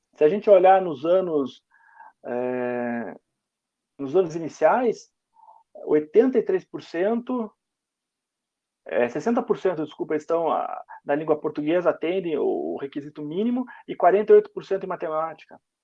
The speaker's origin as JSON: {"language": "Portuguese", "town": "Curitiba", "region": "Paraná", "country": "Brazil", "said": "eu e o Fernando somos de Curitiba"}